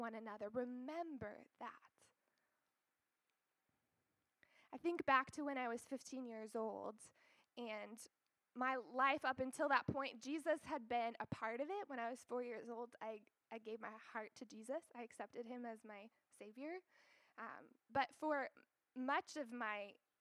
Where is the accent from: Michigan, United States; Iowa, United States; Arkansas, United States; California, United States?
Iowa, United States; moved away as an adult; also born or lived in Canada / Kenya / Atlanta, Georgia; now in Altoona, United States; I grew up in Iowa